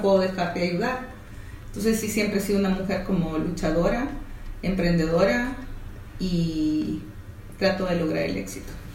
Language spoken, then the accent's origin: Spanish; El Salvador; estudié en el Colegio La Sagrada Familia, pero fui voleibolista seleccionada de voleibol del Salvador